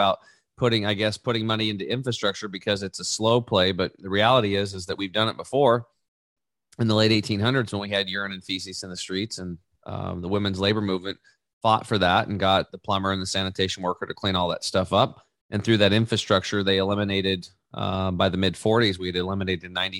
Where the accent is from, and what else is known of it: Eastern Oregon, United States; born or raised there; also born or lived in Canby, Oregon